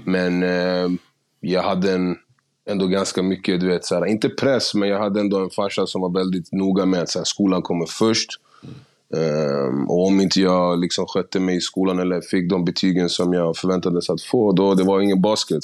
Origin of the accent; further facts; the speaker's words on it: Stockholm, Stockholm County, Sweden; also born or lived in Gärdet; jag, jag är upp, alltså, från Husby, flyttade härifrån någonstans runt 6-7 till Gärdet